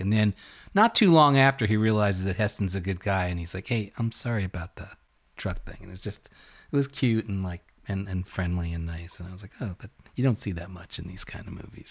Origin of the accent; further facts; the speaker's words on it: New York City, New York, United States; my hometown of Brooklyn at The Midwood, which was my home theater